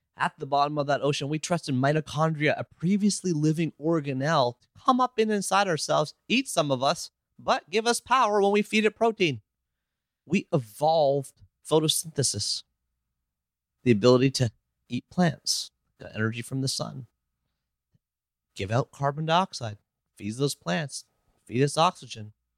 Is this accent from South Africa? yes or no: no; Canada; I'm Canadian. I live in Toronto